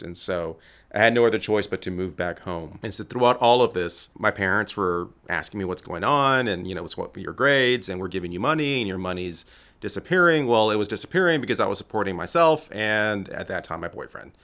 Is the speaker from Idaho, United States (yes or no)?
no; Laredo, Texas, United States; moved away as an adult; now in Dallas, United States; I'm originally from Laredo, Texas, born and raised